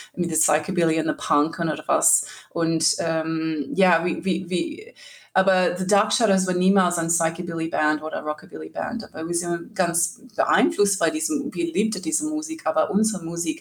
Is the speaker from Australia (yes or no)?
yes; rural New South Wales, Australia; German is a second language; moved away as an adult; also born or lived in Sydney, Australia; now in Cologne, Germany; Ich war in Sydney geboren und auf dem Land aufgewachsen und dann ähm, später in Sydney gewohnt mit meiner Großmutter und für viele Jahre